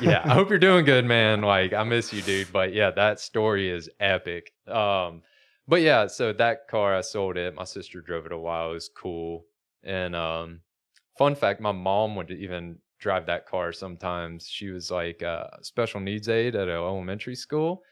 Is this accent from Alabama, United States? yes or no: yes; Alabama, United States; moved away; Growing up in Alabama as a car guy